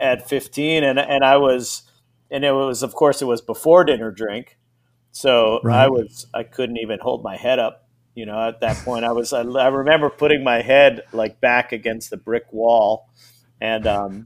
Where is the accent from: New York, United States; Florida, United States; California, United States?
California, United States; Long Beach; moved away as an adult; also born or lived in New Orleans; I grew up in Long Beach, California, where it was exciting to ride my bicycle to the 7-Eleven